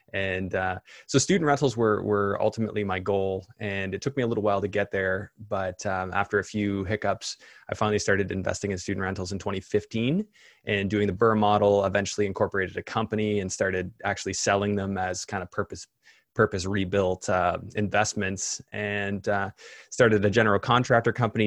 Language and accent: English; Canada; as a Canadian